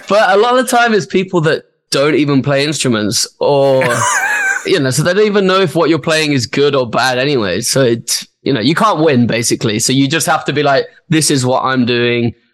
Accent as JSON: {"language": "English", "town": "Birmingham", "region": "West Midlands", "country": "United Kingdom", "tie": "born or raised there", "said": "my hometown as well in Birmingham"}